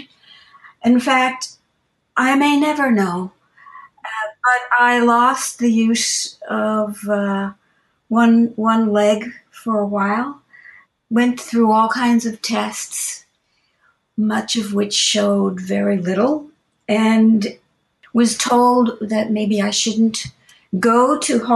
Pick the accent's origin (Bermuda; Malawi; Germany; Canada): Bermuda; moved away; also born or lived in United States; while I was born in the States, I was really brought up in Bermuda. We went back to Bermuda when I was just a baby